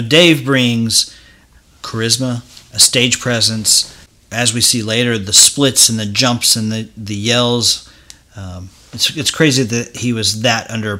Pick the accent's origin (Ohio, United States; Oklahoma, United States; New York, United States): Oklahoma, United States; Tulsa; another guy from Tulsa, Oklahoma, my hometown